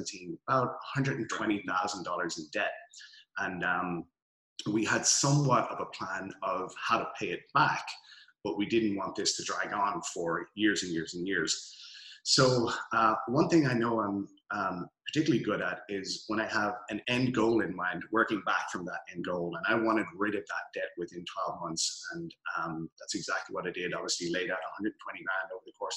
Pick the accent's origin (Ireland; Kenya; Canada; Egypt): Ireland; Dublin, Leinster; moved away as an adult; also born or lived in Melbourne, Australia; now in Los Angeles, United States; So originally hail from Dublin, Ireland, city center boy. Was born there, grew up for a few years in Melbourne, Australia, and moved back to Dublin.